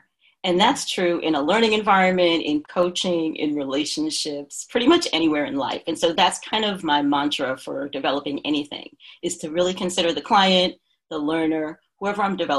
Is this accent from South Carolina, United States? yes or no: no; New York, United States; also born or lived in Philadelphia / New Jersey; now in California, United States; I'm from the East Coast originally, born in New York, and lived a couple of places up and down the coast. I lived in Philadelphia, New Jersey, and then in 2015, relocated to the West Coast.